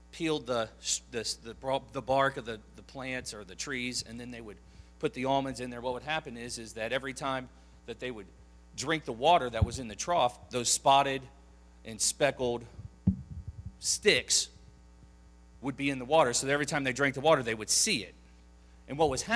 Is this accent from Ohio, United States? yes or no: yes; Ohio, United States; moved away; I was born in Ohio, and so this is where I'm originally from